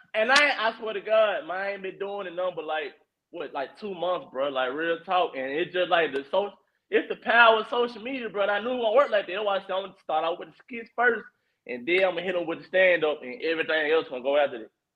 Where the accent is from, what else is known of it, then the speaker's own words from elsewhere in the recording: Memphis, Tennessee, United States; I'm like from East Memphis